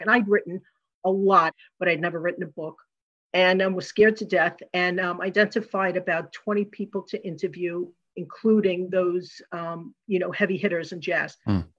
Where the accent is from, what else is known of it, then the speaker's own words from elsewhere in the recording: New York, United States; moved away; I'm from originally from New York